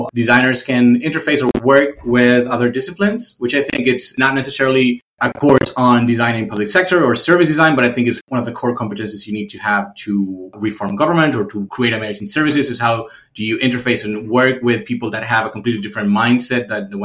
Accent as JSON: {"language": "English", "country": "Argentina", "also_born_or_lived": "Berlin", "moved": "as an adult", "said": "in my home country"}